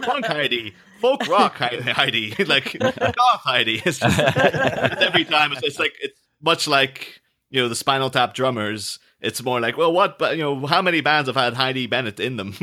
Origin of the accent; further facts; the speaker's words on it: Ireland; I'm not English, I'm Irish.